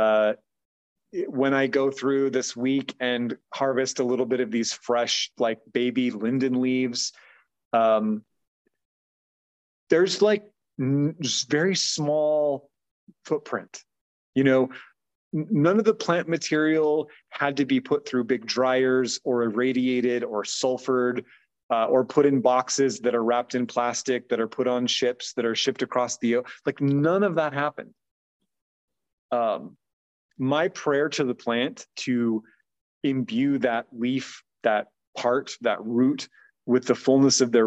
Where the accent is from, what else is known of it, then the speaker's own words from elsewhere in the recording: United States; mostly as American folks